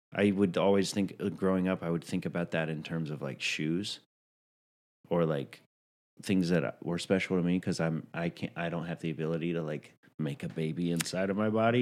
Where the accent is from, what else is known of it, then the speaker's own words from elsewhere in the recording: New York, United States; as a New Yorker